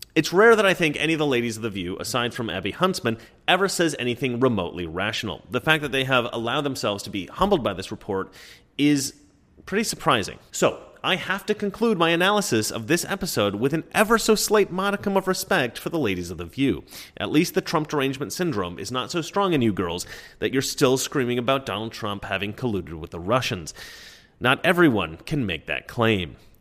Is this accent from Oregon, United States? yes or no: yes; Oregon, United States; I'm from Oregon